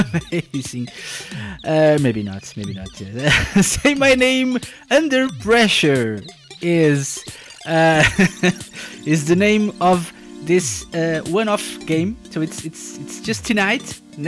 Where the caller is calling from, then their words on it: Portugal; I'm …, I'm live from Portugal